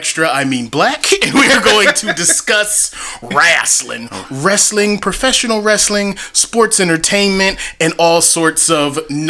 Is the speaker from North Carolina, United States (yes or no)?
yes; North Carolina, United States; we're from the South, and wrestling fans, you know, if you're from the South, from the North Carolina area like myself